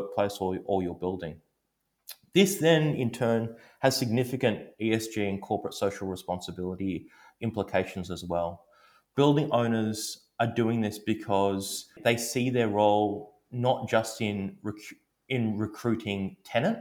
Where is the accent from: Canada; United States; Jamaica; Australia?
Australia; Melbourne, Victoria; my hometown in Melbourne